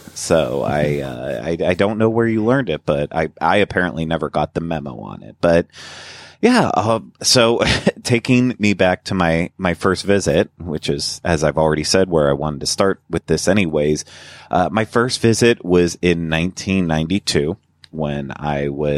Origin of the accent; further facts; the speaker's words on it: Pennsylvania, United States; We had a couple small regional parks around where I grew up in Pennsylvania